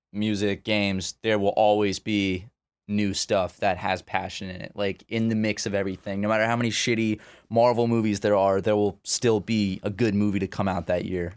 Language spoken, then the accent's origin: English; Charleston, South Carolina, United States; come to my hometown. Come to Charleston